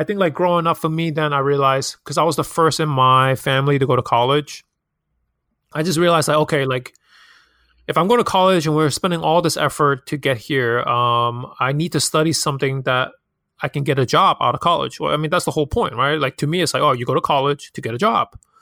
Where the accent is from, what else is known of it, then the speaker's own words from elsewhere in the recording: New York City, New York, United States; also born or lived in Hong Kong; I'm born and raised in Hong Kong, but I've moved to Queens, nearest city, since I was ten years old.